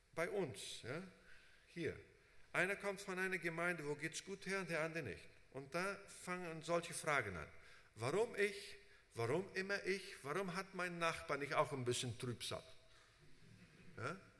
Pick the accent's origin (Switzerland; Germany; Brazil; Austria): Brazil; moved away as an adult; also born or lived in United States; Ich bin in Brasilien unter Deutschen aufgewachsen, habe da unter Brasilianern gearbeitet, bin nach USA